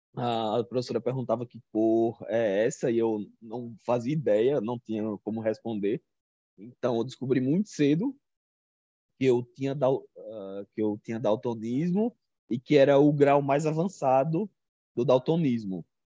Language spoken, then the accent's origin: Portuguese; Arapiraca, Alagoas, Brazil; eu sou do interior de Alagoas, de uma cidade chamada Arapiraca, a terra do fumo